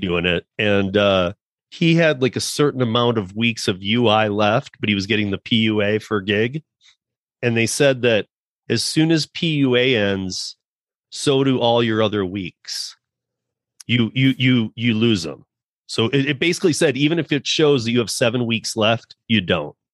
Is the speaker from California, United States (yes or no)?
no; Michigan, United States; I'm from Michigan too